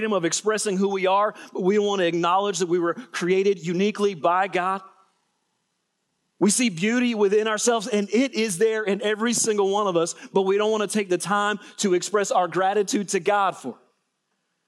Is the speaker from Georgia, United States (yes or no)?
yes; Middle Georgia, United States; I'm from Middle Georgia